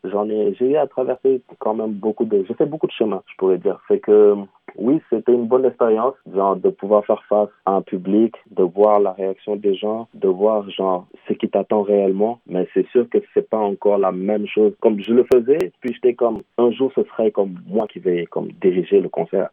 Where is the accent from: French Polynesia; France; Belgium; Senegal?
Senegal; moved away as an adult; now in Montreal, Canada; mon pays d'origine qui est le Sénégal